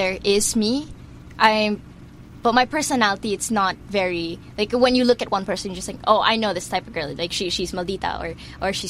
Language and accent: English; Brunei; moved away as an adult; now in Philippines; My mom's Filipino and my dad's Chinese, mm-hmm. but I grew up in Brunei.